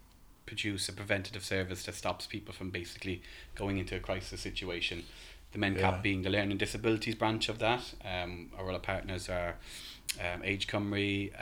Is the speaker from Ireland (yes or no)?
yes; Ireland; As you can tell by my accent, I'm not local. I'm from Ireland originally.